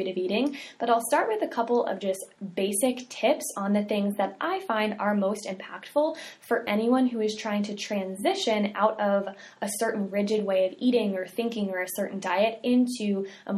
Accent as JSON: {"language": "English", "region": "the South", "country": "United States", "said": "We're from the South"}